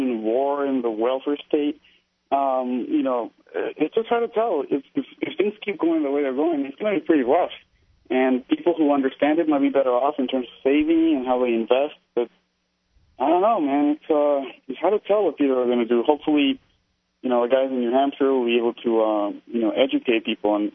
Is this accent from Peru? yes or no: yes; Peru; now in New York, United States; I'm from Peru, so I was there during the Tachos president